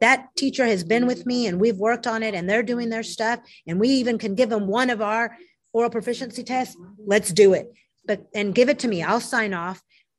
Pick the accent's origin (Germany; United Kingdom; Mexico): Mexico; now in United States; And I'm one of those, and I came from Mexico, so I get it. I've lost some Spanish.